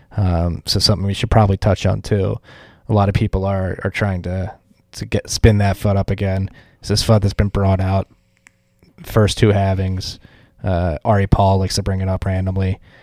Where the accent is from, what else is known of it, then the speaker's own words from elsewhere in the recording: Philadelphia, Pennsylvania, United States; moved away; Philadelphia, my hometown